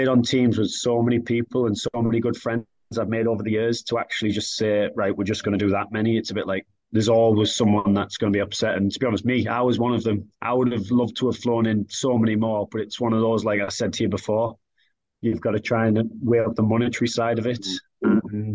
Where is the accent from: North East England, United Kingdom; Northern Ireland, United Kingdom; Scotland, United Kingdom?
North East England, United Kingdom; Billingham; now in Sheffield, United Kingdom; I'm from the Northeast. I'm proud to be from Billingham.